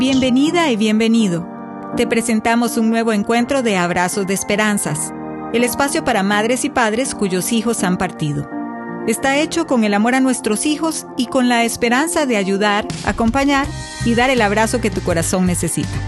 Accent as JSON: {"language": "Spanish", "region": "Mexico City", "country": "Mexico", "said": "soy de México, de la Ciudad de México"}